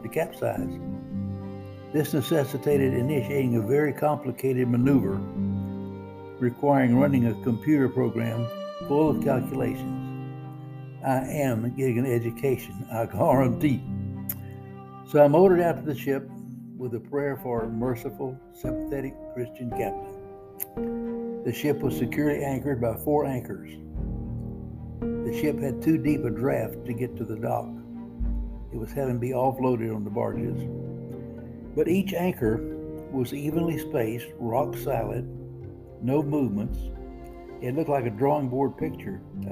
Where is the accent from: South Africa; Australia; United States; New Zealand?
United States; 20 miles from Port Arthur, Texas; Port Arthur, Texas, just 20 miles from my hometown